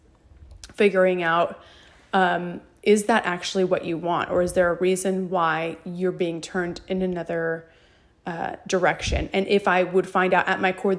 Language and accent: English; Idaho, United States; now in Texas, United States; my home state of Idaho